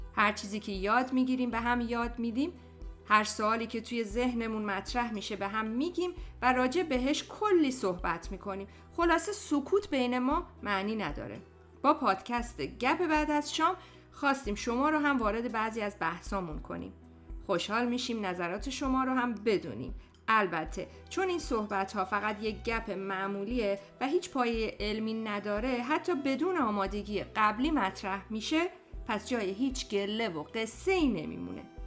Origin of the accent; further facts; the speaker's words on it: Kerman, Kerman Province, Iran; moved away as an adult; now in Canada; دوتایمون بچه کرمونیم و سالها پیش از ایران به کانادا مهاجرت کردیم و الان مقیم کاناداییم